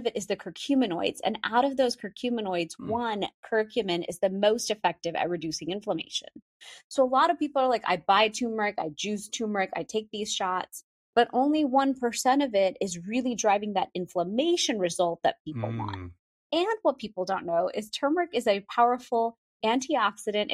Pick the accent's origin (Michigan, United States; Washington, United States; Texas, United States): Texas, United States; Houston; growing up in Houston, Texas